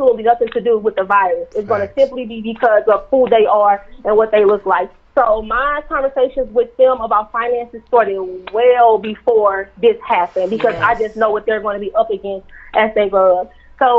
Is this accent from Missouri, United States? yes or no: yes; St. Louis, Missouri, United States; I'm from St. Louis, born and raised